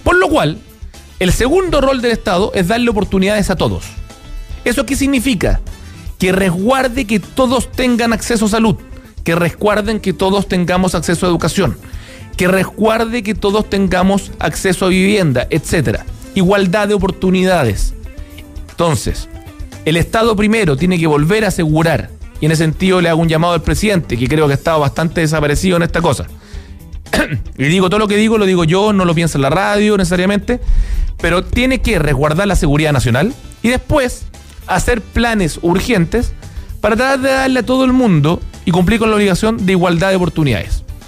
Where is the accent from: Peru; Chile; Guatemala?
Chile; como chilenos